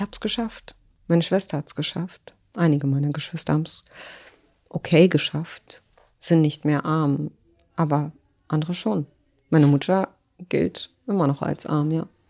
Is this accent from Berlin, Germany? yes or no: yes; Berlin, Germany; German is a second language; in der Lehrterstraße, wo ich groß geworden bin